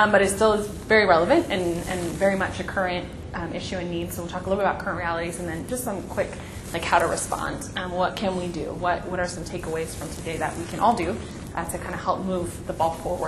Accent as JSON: {"language": "English", "town": "Long Beach", "region": "California", "country": "United States", "tie": "born or raised there", "said": "I grew up in Long Beach, California, so actually, yes, one of the most diverse cities in the world as well, where every language was spoken, but also very segregated."}